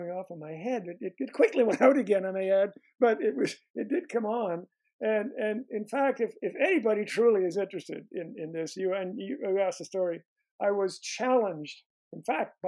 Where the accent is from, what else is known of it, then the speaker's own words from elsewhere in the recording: Canada; moved away as an adult; also born or lived in Montreal area; now in United States; my time in Canada, it's because that's where I grew up.